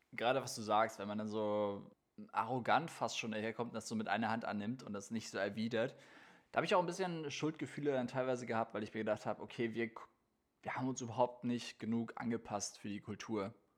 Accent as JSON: {"language": "German", "country": "Austria", "said": "wie wir mhm. Österreicher sagen"}